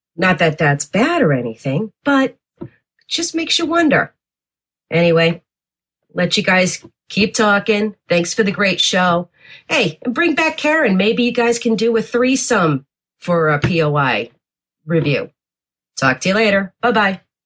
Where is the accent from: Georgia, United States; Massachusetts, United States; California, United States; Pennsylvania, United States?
Massachusetts, United States; Worcester; the Polish blonde from Worcester